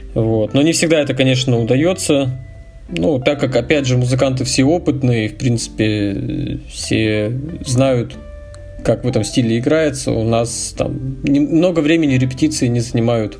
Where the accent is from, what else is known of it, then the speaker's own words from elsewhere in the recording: Yekaterinburg, Sverdlovsk Oblast, Russia; Я с Урала и родился в городе Свердловск, так что практически коренной уралец.